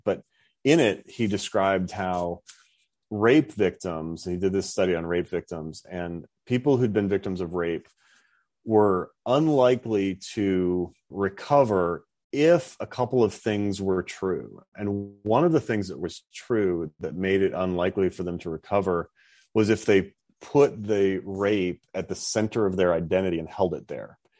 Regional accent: North Dakota, United States; moved away as an adult; I grew up in North Dakota

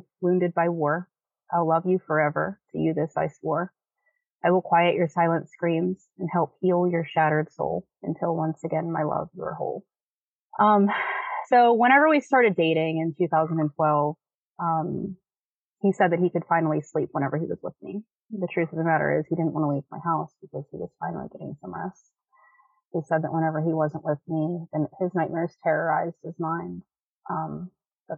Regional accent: Pittsburgh, Pennsylvania, United States; I'm from Pittsburgh. I've always lived here.

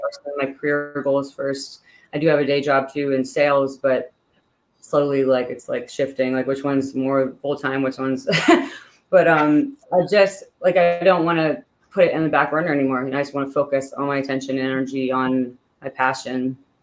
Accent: Pittsburgh, Pennsylvania, United States; moved away as an adult; now in Northern Virginia, United States; I grew up in Pittsburgh, Pennsylvania.

